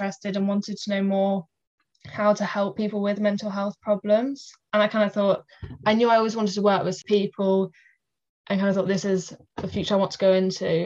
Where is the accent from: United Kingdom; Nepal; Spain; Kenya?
United Kingdom; Oxford, South East England; I'm 19 and I'm from Oxford.